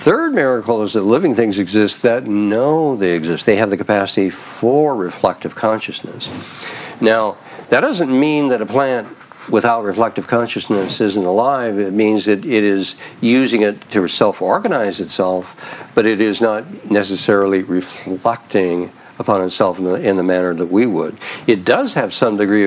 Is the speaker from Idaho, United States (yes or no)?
yes; Idaho, United States; moved away; I grew up in Idaho